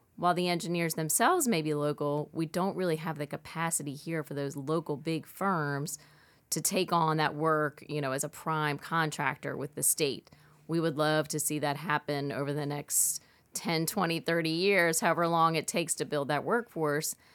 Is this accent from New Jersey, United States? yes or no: no; Lake Pontchartrain, Louisiana, United States; I grew up here in Louisiana, in fact, on Lake Ponta Train